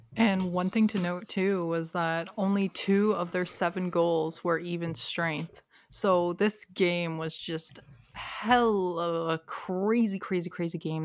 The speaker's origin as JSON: {"language": "English", "town": "Toronto", "region": "Ontario", "country": "Canada", "tie": "born or raised there", "lives_now": "Durham Region, Canada", "said": "I grew up in Toronto"}